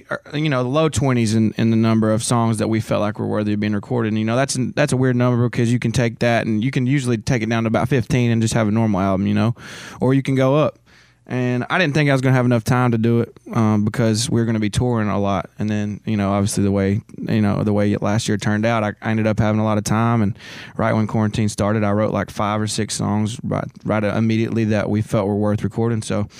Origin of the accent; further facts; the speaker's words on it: Tennessee, United States; We both come from, you know, similar places. He's from Mississippi, I'm from Tennessee, but they're similar areas. And man, we're real proud of where we came from